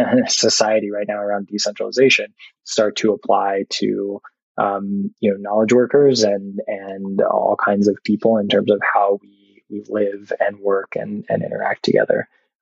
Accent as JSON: {"language": "English", "town": "Austin", "region": "Texas", "country": "United States", "tie": "born or raised there", "also_born_or_lived": "Bay Area, California", "moved": "yes", "said": "I grew up here in Austin and spent a long time working in tech in the Bay Area before moving back out to the Texas Hill Country."}